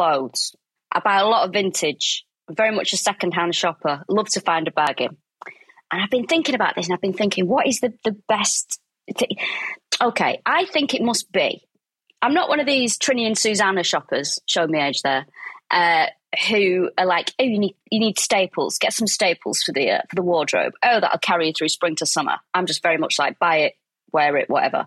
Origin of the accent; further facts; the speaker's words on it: Manchester, North West England, United Kingdom; moved away; I'm from Manchester, lived in Manchester at the time.